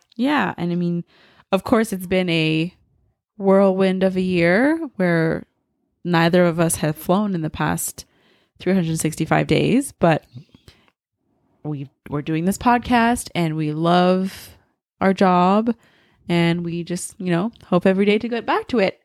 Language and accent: English; Montreal, Quebec, Canada; also born or lived in France / Germany / Mississauga; I'm from Montreal, so the East Coast of Canada